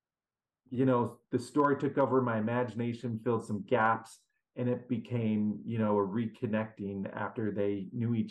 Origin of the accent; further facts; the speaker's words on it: Seattle, Washington, United States; I grew up in Seattle